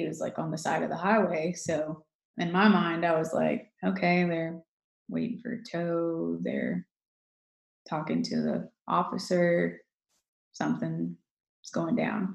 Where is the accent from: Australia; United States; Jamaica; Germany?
United States; Greenville, South Carolina; I'm from Greenville, South Carolina, born and raised.